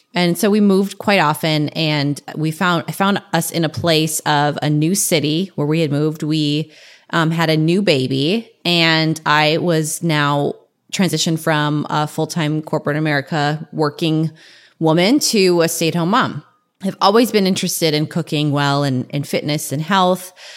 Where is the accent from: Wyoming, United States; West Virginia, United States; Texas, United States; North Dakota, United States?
North Dakota, United States; now in San Diego, United States; I'm from North Dakota